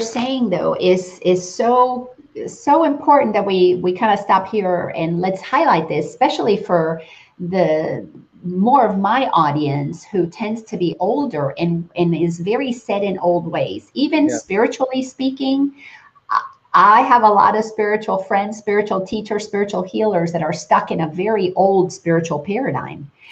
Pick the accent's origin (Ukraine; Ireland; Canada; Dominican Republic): Dominican Republic; moved away; growing up in the Dominican